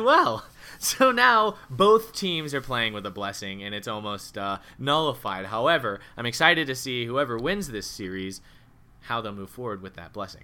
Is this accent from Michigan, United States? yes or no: no; Oklahoma City, Oklahoma, United States; my hometown team here, uh, the Oklahoma City Thunder